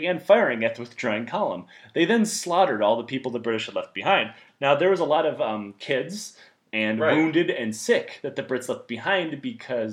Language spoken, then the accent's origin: English; Detroit, Michigan, United States; moved away; also born or lived in Texas; I grew up in Detroit, Michigan